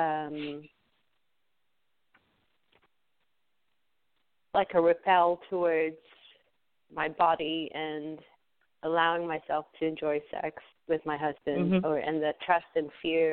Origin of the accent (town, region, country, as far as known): Texas, United States